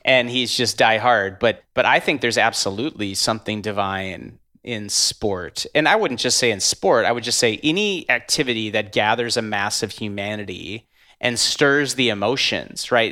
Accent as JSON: {"language": "English", "region": "North Dakota", "country": "United States", "moved": "yes", "lives_now": "Minneapolis, United States", "said": "I'm from North Dakota, live in Minneapolis now"}